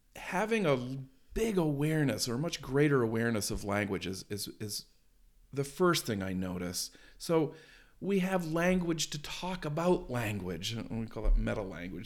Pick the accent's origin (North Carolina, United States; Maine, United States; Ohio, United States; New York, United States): Maine, United States; I grew up in Maine